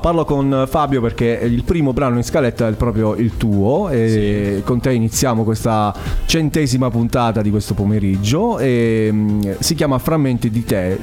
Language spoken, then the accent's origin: Italian; Altamura, Apulia, Italy; Per me che vengo da Altamura